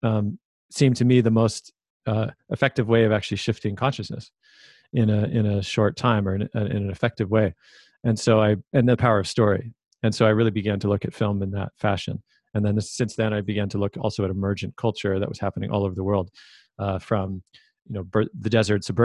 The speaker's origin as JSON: {"language": "English", "town": "Vancouver", "region": "British Columbia", "country": "Canada", "tie": "born or raised there", "said": "I grew up in Vancouver"}